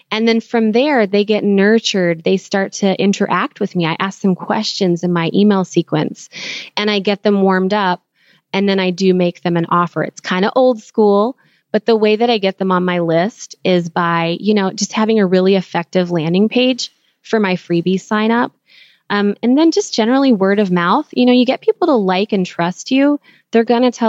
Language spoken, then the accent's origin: English; Philippines; I'm Filipino, so I was like, okay, this is a great match for me because I understand the culture enough to be able to work remotely together